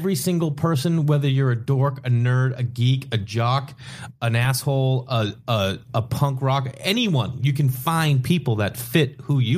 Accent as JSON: {"language": "English", "town": "Boston", "region": "Massachusetts", "country": "United States", "tie": "born or raised there", "said": "I grew up in Boston"}